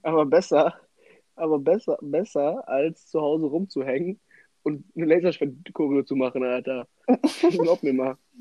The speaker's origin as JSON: {"language": "German", "country": "Germany", "said": "bei uns in Deutschland"}